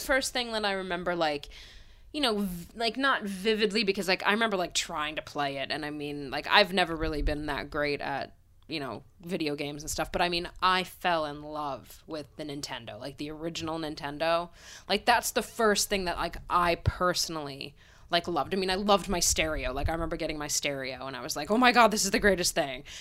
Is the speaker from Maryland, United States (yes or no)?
no; Pennsylvania, United States; I grew up in Pennsylvania town